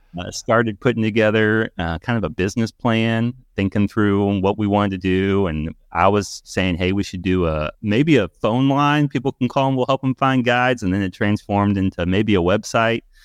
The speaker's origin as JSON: {"language": "English", "town": "Louisville", "region": "Kentucky", "country": "United States", "tie": "born or raised there", "said": "Louisville, Kentucky, born and raised here"}